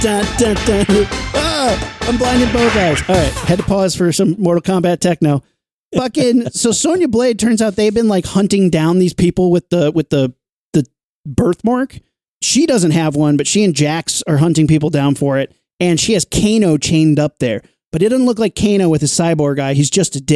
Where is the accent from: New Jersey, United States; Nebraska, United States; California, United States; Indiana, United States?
Indiana, United States; I'm from Indiana.